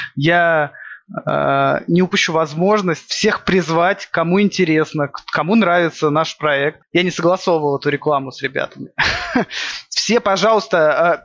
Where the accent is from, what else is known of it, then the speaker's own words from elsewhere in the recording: by the White Sea, Murmansk Oblast, Russia; Я не из Питера. Я прикидываюсь интеллигентом питерским. Я с севера. Откуда? Я с, э, с Мурманской области. С, э, у Белого моря живу. Помор. Родился